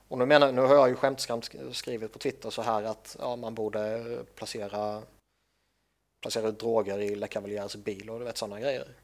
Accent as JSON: {"language": "Swedish", "country": "Sweden", "said": "jag är svensk"}